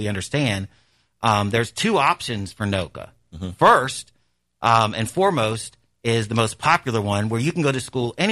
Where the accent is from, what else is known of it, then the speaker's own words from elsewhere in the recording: Florida, United States; now in New Orleans, United States; I'm actually from Florida originally, but like I said, I've lived here for almost 30 years.